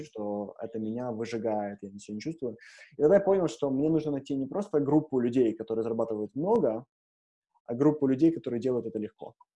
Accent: Ukraine; moved away; я родился в Украине

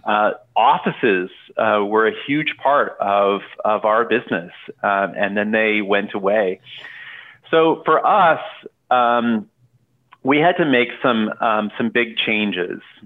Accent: Canada; now in Portland, United States; I grew up in Canada.

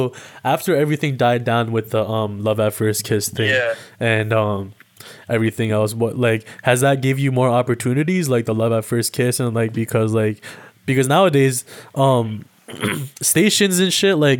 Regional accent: Toronto, Ontario, Canada; I'm 21 years old. I'm from Toronto, Ontario, Canada. I'm a student

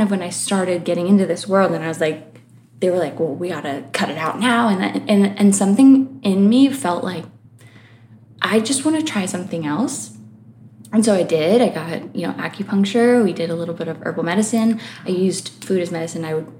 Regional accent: Connecticut, United States; born there; also born or lived in Florida; now in Los Angeles, United States; I was born in Connecticut.

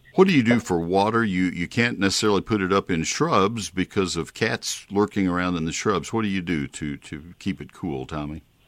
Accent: College Station, Texas, United States; I grew up with it in College Station

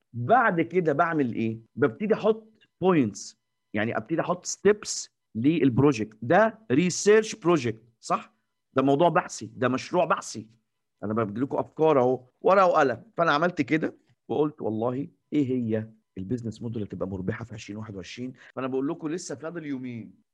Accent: Egypt; إحنا المصريين، إحنا كمصريين

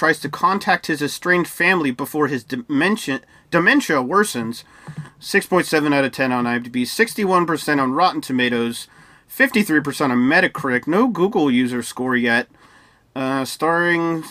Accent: Ireland; I'm Irish, and I know we drink a lot

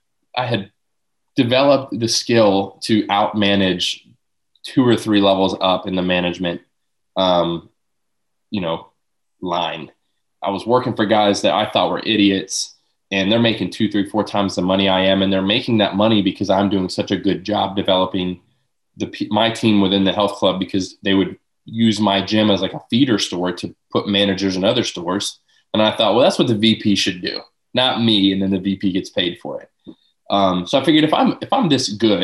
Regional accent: Lakeland, Florida, United States; born and raised in Lakeland

